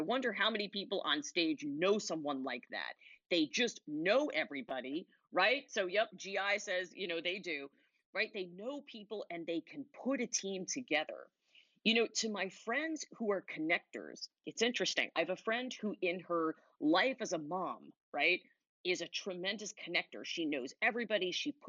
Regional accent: Huntington, New York, United States; moved away; I'm from Huntington originally

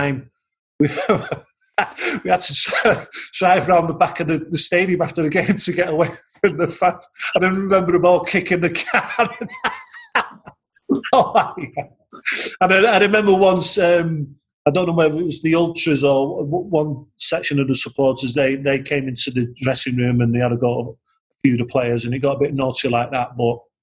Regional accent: England, United Kingdom; you just get a little bit lazy being English

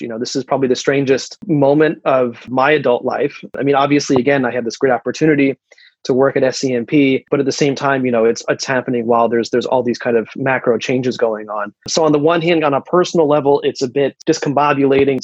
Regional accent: United States; I'm an American

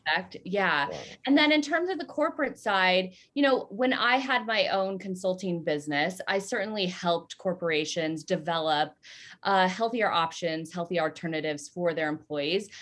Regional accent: Southern California, United States; also born or lived in Colorado; I grew up in Southern California, uh, more like central and uh, i also grew up in colorado

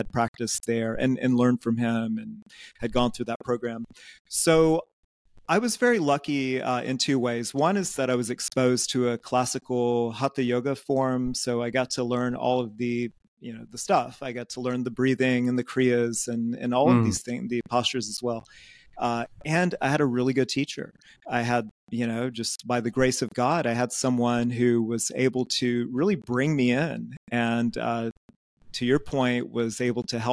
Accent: Georgia, United States; moved away as an adult; also born or lived in Athens, Georgia / Asia; now in Groningen, Netherlands; I grew up in Georgia, so in the American South

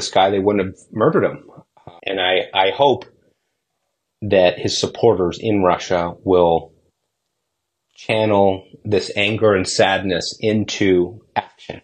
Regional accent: Toronto, Ontario, Canada; I grew up in Toronto

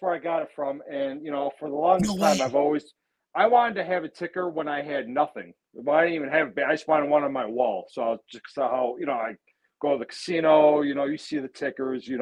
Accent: Lewiston, New York, United States; I grew up in the village of Lewiston. Now I live in the town of Lewiston

